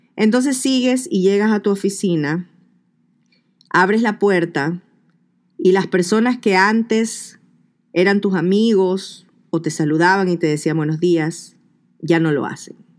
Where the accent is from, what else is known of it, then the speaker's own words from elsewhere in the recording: Ecuador; moved away; en mi país, escuchamos el cholo ese. El cholo en Ecuador